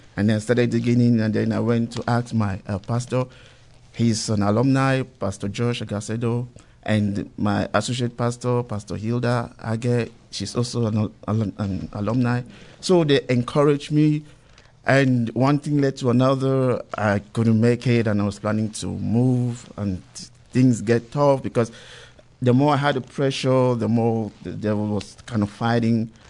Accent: Cameroon; moved away as an adult; now in United States; I'm originally from Cameroon, but um, with Nigerian parents. So um, I came here 2011

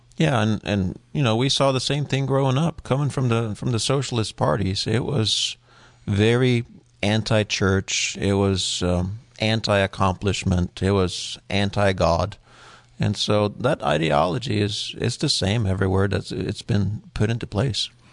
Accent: Norway; moved away; I was born in Norway

